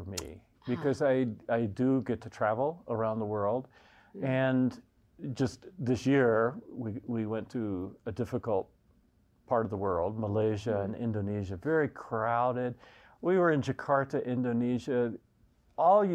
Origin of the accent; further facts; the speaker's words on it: the Bible Belt, United States; now in Evergreen, Colorado, United States; being born in the Bible Belt in the United States